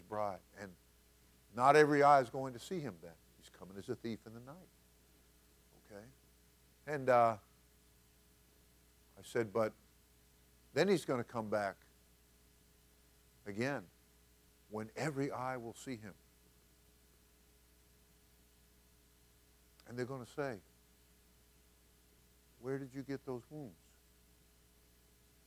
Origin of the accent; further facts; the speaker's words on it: New York, United States; I grew up in New York.